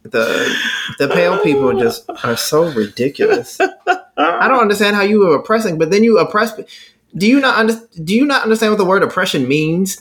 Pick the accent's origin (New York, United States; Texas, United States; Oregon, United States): Texas, United States; I'm from Texas.